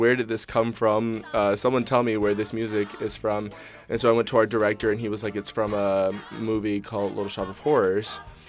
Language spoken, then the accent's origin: English; Prince George's County, Maryland, United States; When I was a young child growing up in Prince George's County, Maryland, I was a part of this like after-school performing arts troupe called Colors